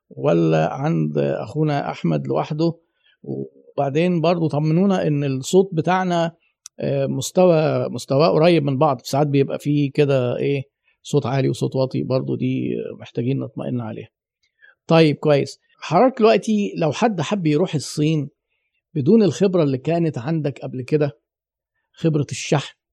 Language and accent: Arabic; Egypt; انا عايزك تجيب لي جلد من مصر جلد خام انا مصري اهو